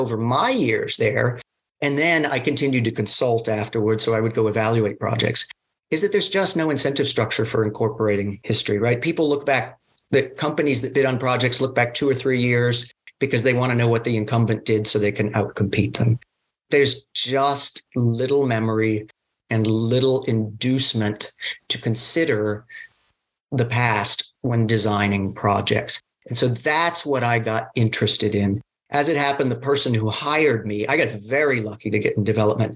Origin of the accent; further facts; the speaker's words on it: Fairfax, Virginia, United States; also born or lived in Zurich; I'm from Fairfax originally.